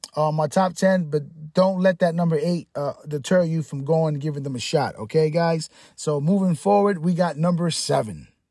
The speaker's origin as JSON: {"language": "English", "town": "New York City", "region": "New York", "country": "United States", "tie": "born or raised there", "moved": "yes", "lives_now": "Tampa, United States", "said": "I'm from the Bronx. I'm a kid from the Bronx. I grew up eating pizza."}